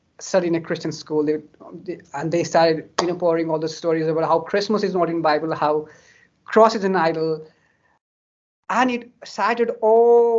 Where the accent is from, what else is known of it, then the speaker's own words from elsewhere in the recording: Kathmandu, Bagmati, Nepal; I grew up in Kathmandu.